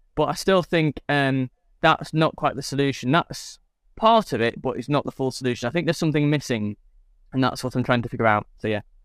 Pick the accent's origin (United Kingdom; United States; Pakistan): United Kingdom; England; I'm English